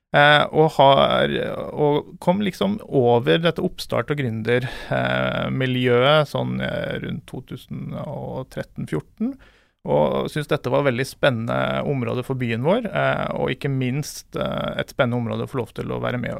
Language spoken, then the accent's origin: Norwegian; Askøy, Vestland, Norway; accent: halvkvasi bergensdialekt; Jeg er jo da en ordentlig stril, som du hører på målet. Jeg kommer fra Askøy utenfor Bergen. Jeg eh, har eh, bodd mange år i utlandet, så derfor så ble det en sånn halvkvasi bergensdialekt.